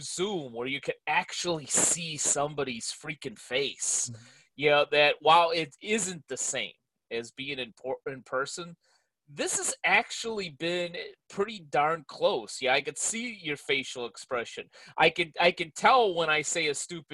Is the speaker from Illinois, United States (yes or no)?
yes; Chicago, Illinois, United States; now in California, United States; I grew up in Chicago